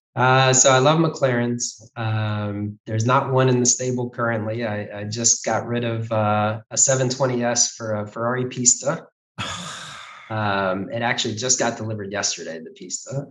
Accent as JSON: {"language": "English", "region": "Ohio", "country": "United States", "tie": "born or raised there", "said": "growing up in Ohio"}